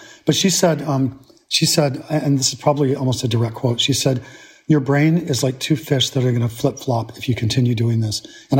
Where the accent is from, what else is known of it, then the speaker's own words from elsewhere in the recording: Georgia, United States; accent: South Georgia; I was teased mercilessly for my accent, which was at the time a South Georgia accent run through.